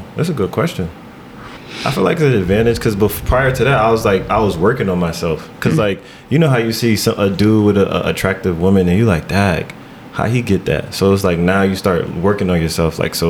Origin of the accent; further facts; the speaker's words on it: Irvington, New Jersey, United States; Yeah, Irvington.